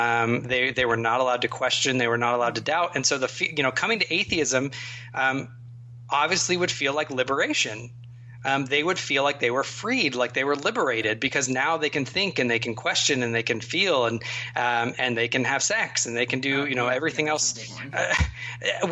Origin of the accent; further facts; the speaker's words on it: United States; I am in many ways far too American